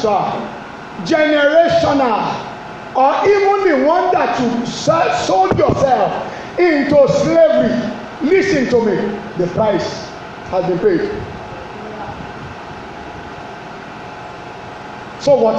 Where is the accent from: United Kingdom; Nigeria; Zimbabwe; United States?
Nigeria; Yorubaland; I'm from Yoruba land